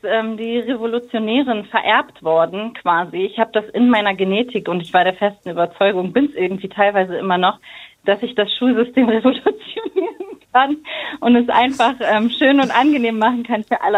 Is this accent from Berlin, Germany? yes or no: yes; Berlin, Germany; bin in Berlin geboren und meine Eltern sind 1988 nach Deutschland gekommen